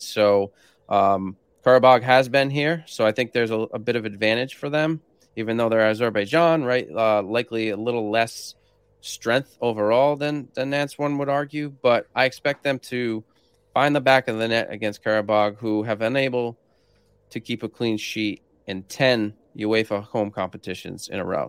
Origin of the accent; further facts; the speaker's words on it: Rhode Island, United States; I'm from Rhode Island, which is the smallest state in the U S